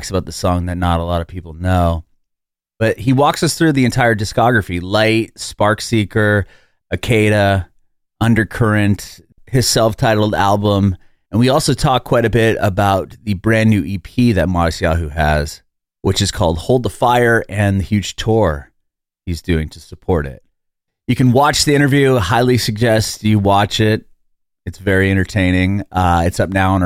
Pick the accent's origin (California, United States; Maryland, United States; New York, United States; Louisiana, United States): California, United States; San Diego; also born or lived in Bay Area, California; now in Nashville, United States; I'm from San Diego originally.